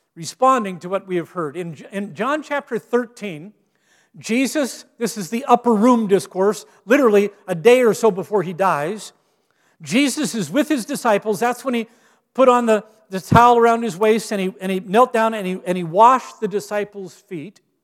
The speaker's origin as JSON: {"language": "English", "town": "Gig Harbor", "region": "Washington", "country": "United States", "tie": "born or raised there", "moved": "yes", "said": "when I was pastoring in my hometown of Gig Harbor, Washington"}